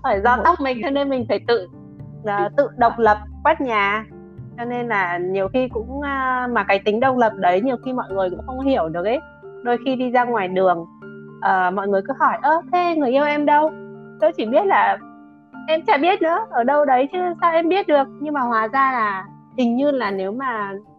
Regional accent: Vietnam; first language Vietnamese; mình là người việt không tiếng anh không phải ngôn ngữ đầu tiên

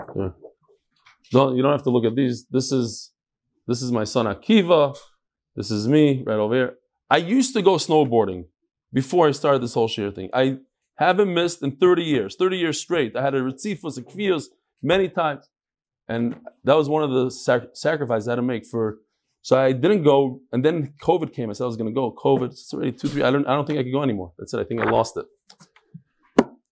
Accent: New York, United States; I grew up in New York

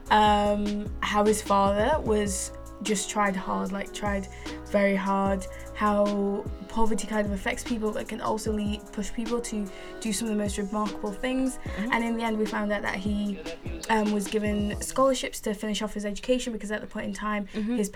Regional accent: Malawi; based off of Malawi, my home country.

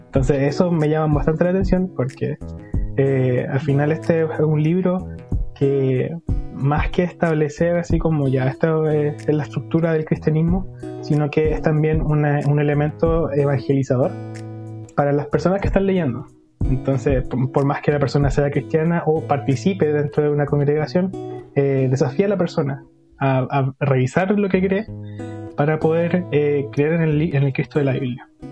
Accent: Los Lagos, Los Ríos, Chile; also born or lived in Concepción; soy de la ciudad de Los Lagos, de la comuna de Los Lagos, de la región de Los Ríos, ya, al sur de Chile.

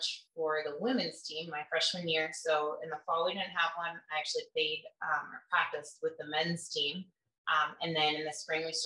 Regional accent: Kalamazoo, Michigan, United States; also born or lived in Grand Rapids, Michigan; I'm from Kalamazoo, and then I went to college and worked as a cop in Grand Rapids.

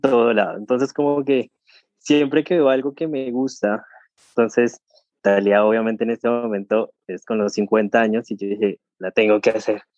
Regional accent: Colombia; moved away as an adult; now in Argentina; llegué a Argentina, yo soy colombiano, llegué a Argentina

